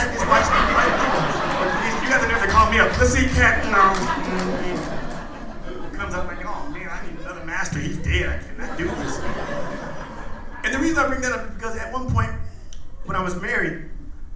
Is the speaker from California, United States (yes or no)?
no; Indiana, United States; I'm from Midwest, I'm from Indiana.